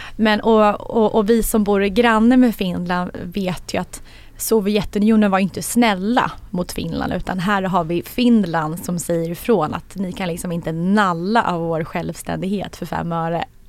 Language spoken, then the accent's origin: Swedish; Sweden; som svensk